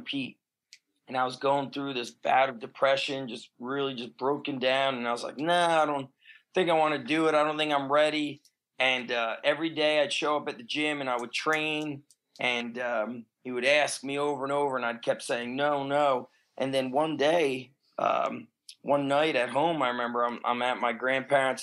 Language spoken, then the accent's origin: English; New Jersey, United States; also born or lived in Israel / Bronx, New York; We lived in the Bronx for about 4 years, and then we moved to New Jersey.